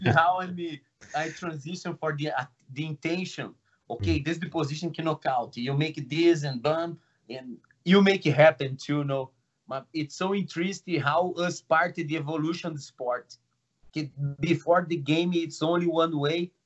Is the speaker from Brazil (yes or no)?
yes; Brazil; English is a second language; now in Toronto, Canada; I'm from Brazil.